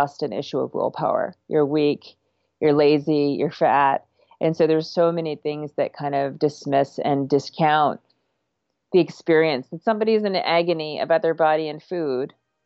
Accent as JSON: {"language": "English", "region": "Vermont", "country": "United States", "tie": "born or raised there", "also_born_or_lived": "Canada", "said": "I grew up in Canada and Vermont"}